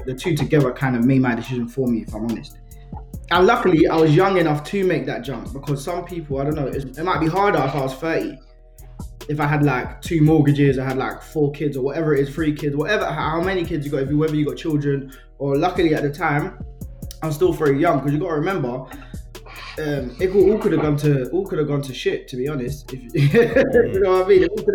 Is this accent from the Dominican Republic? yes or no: no; London, United Kingdom; my school growing up in Tottenham